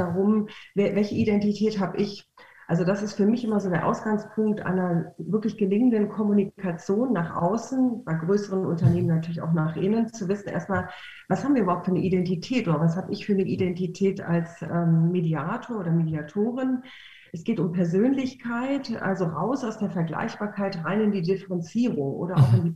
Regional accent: Cologne, North Rhine-Westphalia, Germany; ich komme aus Köln und aus dem schönen Rheinland

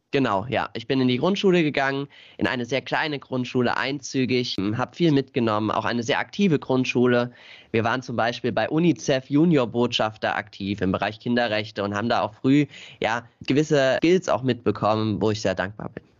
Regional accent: Ockenheim, Rhineland-Palatinate, Germany; schon als ganz kleines Kind äh, mich bei wie in Ockenheim e.V. engagiert. Das ist so unser Dorfverein

